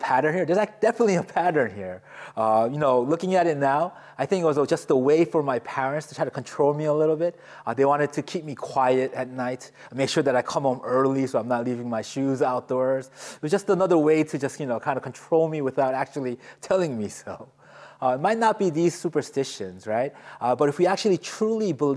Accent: United States; I grew up in a very Korean household, a very traditional Korean household, even though I grew up here in the United States

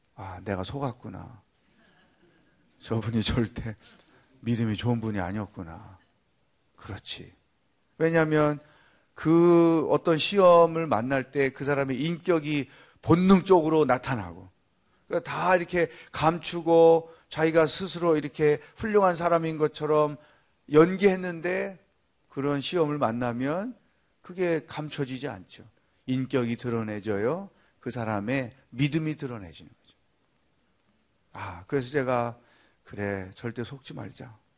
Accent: Cheongju, North Chungcheong, South Korea; 저는 어릴 때 시골에서 컸기 때문에 물론 서울 빼고는 다 시골이라고 그러잖아요. 어, 청주라는 도시에 살았지만

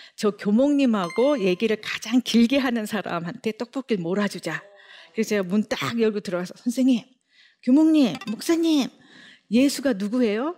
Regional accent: Seoul, South Korea; 빈민촌에서 나고 자랐다

